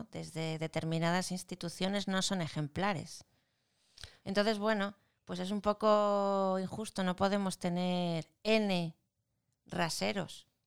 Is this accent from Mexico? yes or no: no; Spain; porque somos españoles, somos españoles.